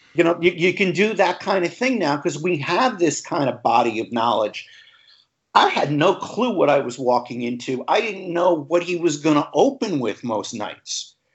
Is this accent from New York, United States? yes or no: yes; Long Island, New York, United States; where I grew up on Long Island